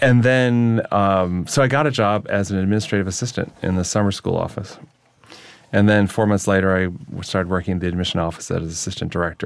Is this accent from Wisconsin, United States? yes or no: yes; near Lake Michigan, Wisconsin, United States; moved away as an adult; now in New York, United States; They were trying to build a nuclear power plant near my home, my hometown.